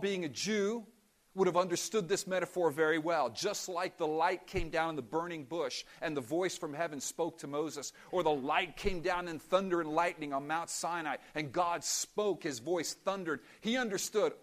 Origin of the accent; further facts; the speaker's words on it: Cuba; moved away; we come from Cuba